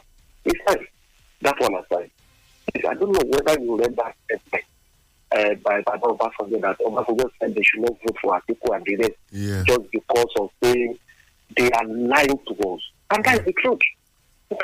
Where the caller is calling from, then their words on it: Abeokuta, Ogun State, Nigeria; I'm calling you from Abeokuta this morning.